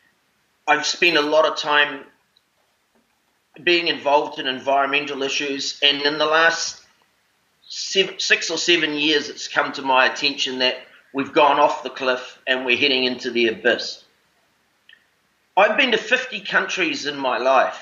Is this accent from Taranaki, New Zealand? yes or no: no; Auckland, New Zealand; I was born in Auckland City, and I live on this beautiful island just outside of Auckland